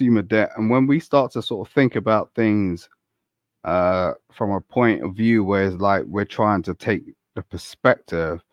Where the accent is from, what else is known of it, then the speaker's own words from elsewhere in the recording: London, United Kingdom; I'm from London